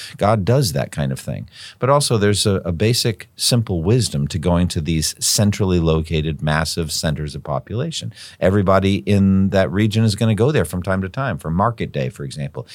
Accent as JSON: {"language": "English", "region": "Massachusetts", "country": "United States", "tie": "born or raised there", "said": "My home state is the state of Massachusetts"}